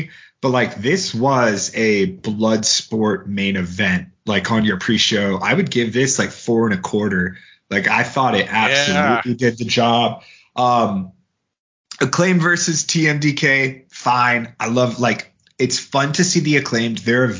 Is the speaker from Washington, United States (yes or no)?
yes; Seattle, Washington, United States; moved away as an adult; I am from Seattle, so you know, I moved away in December